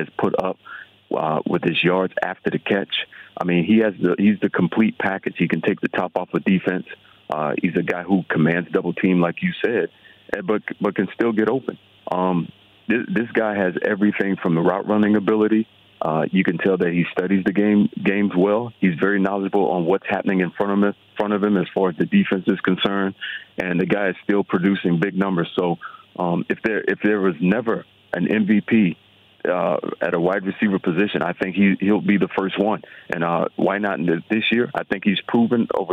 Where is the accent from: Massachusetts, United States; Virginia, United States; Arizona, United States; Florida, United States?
Florida, United States; South; moved away as an adult; also born or lived in Los Angeles, California; I grew up in South Florida, a Florida kid, played Florida football.